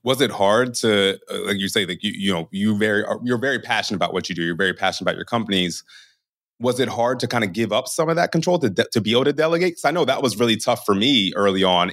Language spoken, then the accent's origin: English; Baltimore, Maryland, United States; moved away as an adult; also born or lived in North Jersey; now in New York, United States; I'm originally from Baltimore